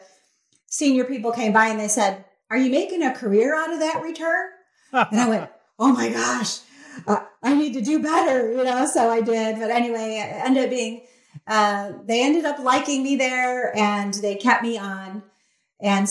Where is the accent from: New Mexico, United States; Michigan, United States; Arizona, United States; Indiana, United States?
Michigan, United States; Detroit; now in South Carolina, United States; I grew up right there in Detroit